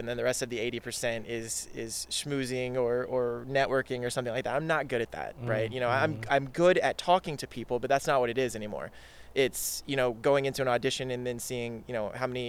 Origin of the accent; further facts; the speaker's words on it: Dallas, Texas, United States; now in California, United States; I'm originally from Dallas, Texas